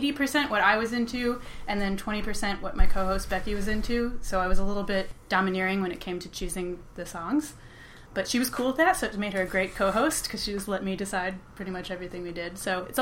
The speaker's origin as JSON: {"language": "English", "area": "Chicago suburbs", "region": "Illinois", "country": "United States", "tie": "born or raised there", "also_born_or_lived": "Milwaukee, Wisconsin", "moved": "as an adult", "lives_now": "Brooklyn, United States", "said": "I grew up in the Chicago suburbs."}